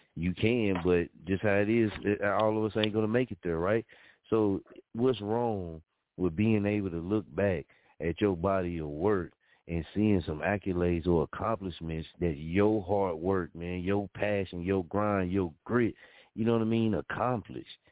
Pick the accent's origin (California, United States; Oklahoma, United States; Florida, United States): Oklahoma, United States; Muskogee; moved away; I love Muskogee, you dig? I love my hometown